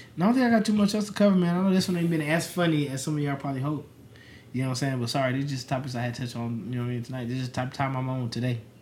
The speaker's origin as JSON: {"language": "English", "town": "Las Vegas", "region": "Nevada", "country": "United States", "said": "I'm from Vegas"}